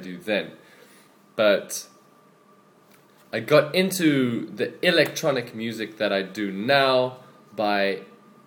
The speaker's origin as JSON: {"language": "English", "town": "Richards Bay", "region": "KwaZulu-Natal", "country": "South Africa", "tie": "born or raised there", "also_born_or_lived": "Cape Town, South Africa", "moved": "as an adult", "lives_now": "Changzhou, China", "said": "Grew up in a industrial town on the east coast of South Africa called Richards Bay"}